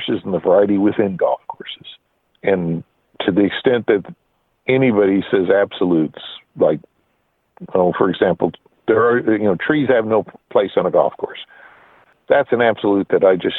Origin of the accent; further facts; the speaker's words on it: Nebraska, United States; I grew up in Nebraska